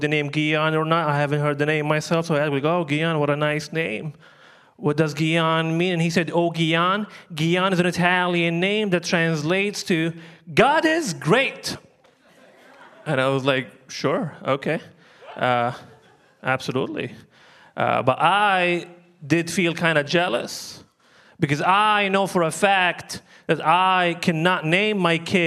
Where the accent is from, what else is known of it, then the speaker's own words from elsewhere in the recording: Libya; moved away; I'm from Libya. Originally, that's where I'm from.